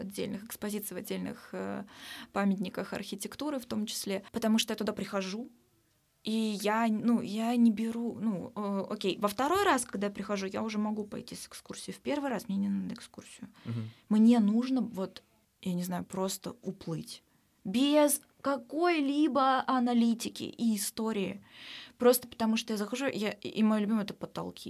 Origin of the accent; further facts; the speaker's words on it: Omsk, Omsk Oblast, Russia; moved away as an adult; now in Saint Petersburg, Russia; в Омске, в моем родном городе